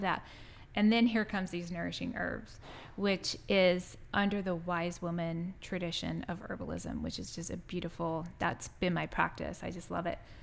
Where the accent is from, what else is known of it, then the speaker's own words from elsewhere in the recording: San Diego, California, United States; moved away; I grew up in San Diego